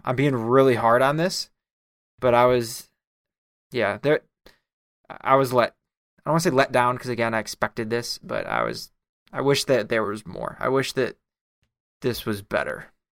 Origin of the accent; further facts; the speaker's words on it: United States; as the American